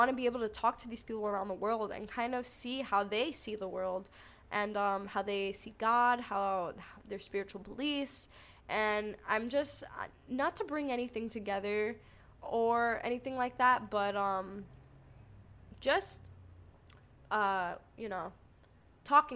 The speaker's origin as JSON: {"language": "English", "region": "New York", "country": "United States", "said": "I'm from New York"}